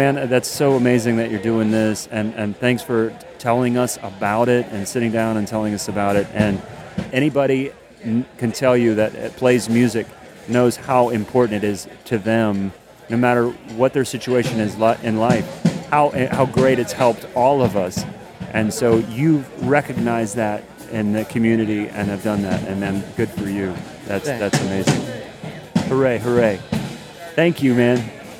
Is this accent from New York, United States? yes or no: no; Ohio, United States; My home state. That's awesome.